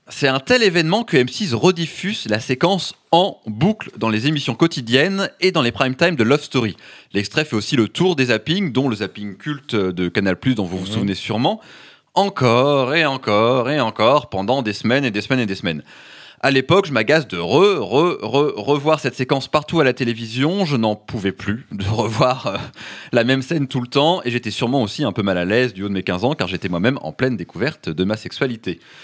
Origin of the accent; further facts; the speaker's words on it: France; chez nous en France